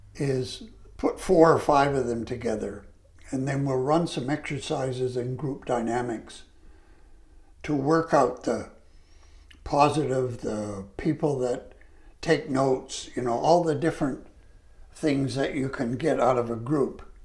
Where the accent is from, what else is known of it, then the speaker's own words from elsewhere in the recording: Canada; I was a Canadian